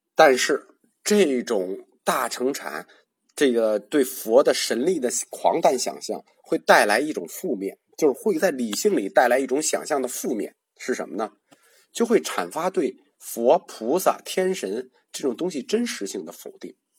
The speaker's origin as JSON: {"language": "Chinese", "country": "China", "said": "我们中国人"}